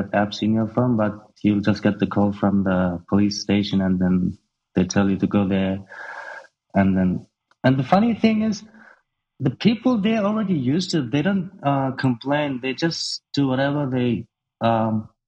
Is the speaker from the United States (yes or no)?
no; Urumqi, Xinjiang, China; moved away as an adult; now in Australia; I was born in Urumqi, which is capital city of Xinjiang. I was raised and born there and until 18 years old. So I came to Australia in 2009 when I was 18.